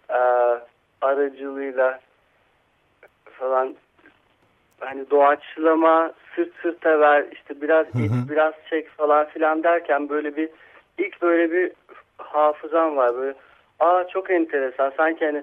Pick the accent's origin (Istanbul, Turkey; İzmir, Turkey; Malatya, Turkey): Istanbul, Turkey; E, İstanbul'da. İstanbul'da.